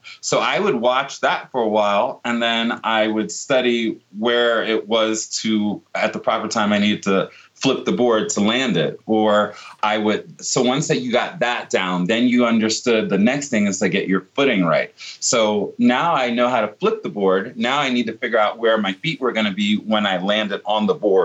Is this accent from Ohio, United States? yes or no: no; Virginia Beach, Virginia, United States; born or raised there